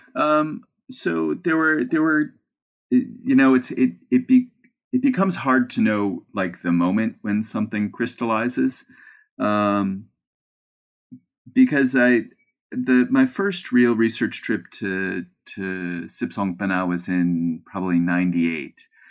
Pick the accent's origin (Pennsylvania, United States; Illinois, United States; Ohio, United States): Ohio, United States; Cleveland; moved away as an adult; I'm a kid from Cleveland